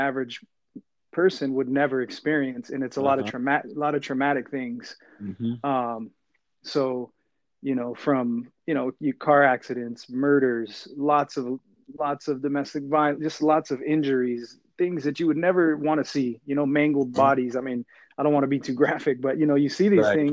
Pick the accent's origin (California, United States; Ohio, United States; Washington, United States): California, United States; Fresno; I grew up in Fresno, California.